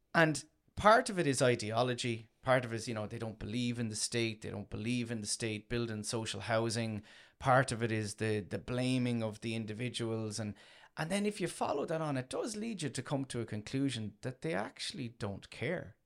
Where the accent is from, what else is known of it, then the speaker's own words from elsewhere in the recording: Tramore, Munster, Ireland; I come from Tremor originally, um, in County Waterford